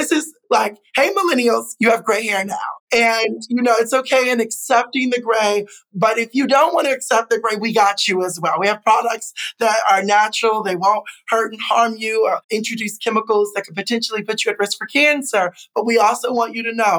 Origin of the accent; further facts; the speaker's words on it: Chicago, Illinois, United States; I am a U.S. citizen, born and raised in the Midwest, Chicago